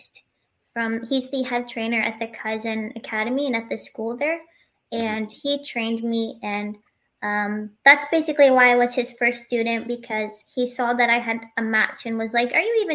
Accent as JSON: {"language": "English", "town": "Beirut", "region": "Beirut Governorate", "country": "Lebanon", "moved": "yes", "lives_now": "Nova Scotia, Canada", "said": "from Beirut, Lebanon, and I'm currently in the Maritimes in Nova Scotia"}